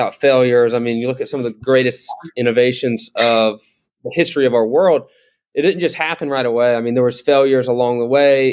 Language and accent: English; Dalton, Georgia, United States; I grew up in Dalton, Georgia, which is the carpet / flooring capital of the world, in North Georgia